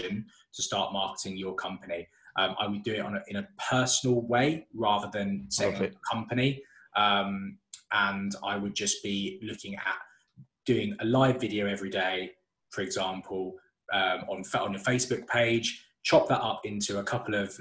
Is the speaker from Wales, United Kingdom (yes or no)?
no; Solihull, West Midlands, United Kingdom; I'm from Solihull.